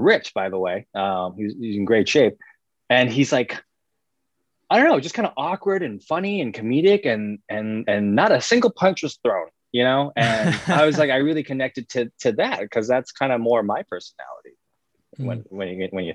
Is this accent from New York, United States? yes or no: yes; New York, United States; a young Asian American kid growing up in the States, in New York